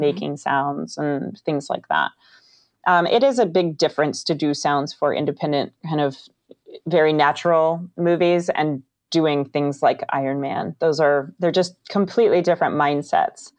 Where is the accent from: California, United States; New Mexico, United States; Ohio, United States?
California, United States; Northern; I'm from Northern California, where historically the Foley artists here were all women